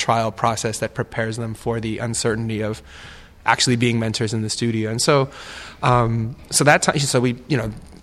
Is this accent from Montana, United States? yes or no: no; New York City, New York, United States; moved away; I'm from New York City